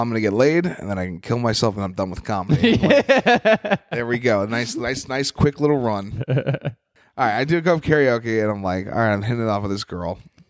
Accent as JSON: {"language": "English", "region": "New York", "country": "United States", "said": "\"Hey, I'm from New York. You know, I'm an open micer, but I'm on some shows."}